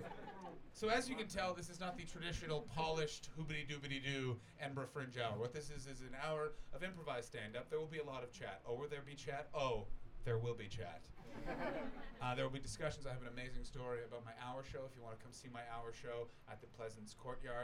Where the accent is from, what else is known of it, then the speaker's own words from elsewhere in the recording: Canada; also born or lived in Toronto; I'm from Canada